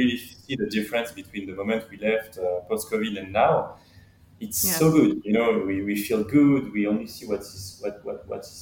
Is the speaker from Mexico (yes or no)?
no; Brittany, France; English is a second language; moved away as an adult; now in Miami, United States; I grew up in Brittany, you know, so I'm a beach guy